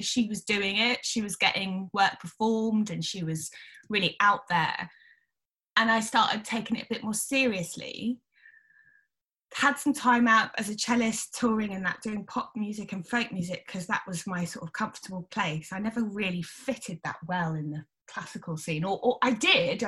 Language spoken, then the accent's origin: English; Wellingborough, East Midlands, United Kingdom; also born or lived in Sheffield; I was born in Sheffield, moved to a town called Wellingborough in Northamptonshire